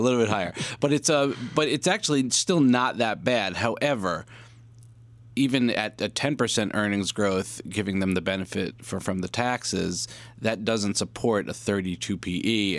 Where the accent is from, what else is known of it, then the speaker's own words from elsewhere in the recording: New York, United States; I'm a New Yorker